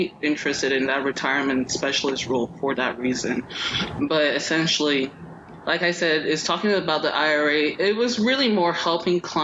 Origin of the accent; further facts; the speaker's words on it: Nigeria; I'm Nigerian.